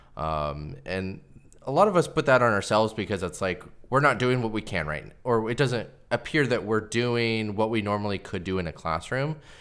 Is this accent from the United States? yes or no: yes; Pacific Northwest, United States; I grew up here in the Pacific Northwest.